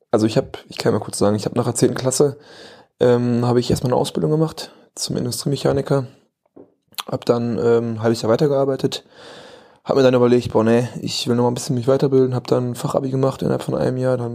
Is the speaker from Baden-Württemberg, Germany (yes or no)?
no; Bocholt, North Rhine-Westphalia, Germany; now in Bochum, Germany; Ne, ich bin jetzt nach Bochum gezogen. Ähm, ja, ein bisschen näher in die Heimat wieder. Ich komme ja aus Bocholt